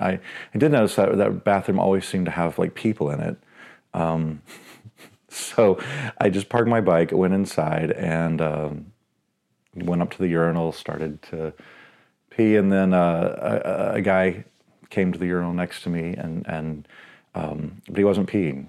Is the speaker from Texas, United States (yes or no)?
yes; Dallas, Texas, United States; now in Seattle, United States; I grew up in White Rock Lake, which is, like, central Dallas